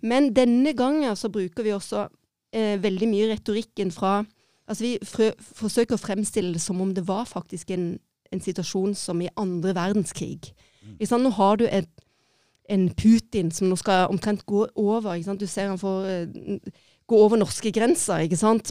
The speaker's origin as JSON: {"language": "Norwegian", "town": "Egersund", "region": "Rogaland", "country": "Norway", "tie": "born or raised there", "also_born_or_lived": "Kristiansand", "said": "er født i Kristiansand og oppvokst i Egersund"}